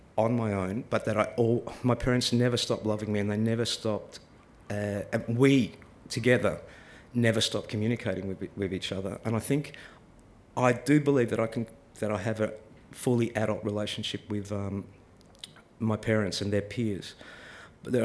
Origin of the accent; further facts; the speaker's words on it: Melbourne, Victoria, Australia; I grew up in Melbourne